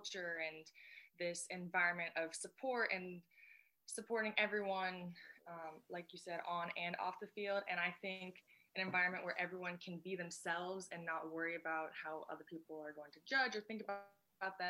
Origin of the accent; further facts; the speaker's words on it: Bellevue, Washington, United States; now in Tacoma, United States; I'm from Bellevue, Newcastle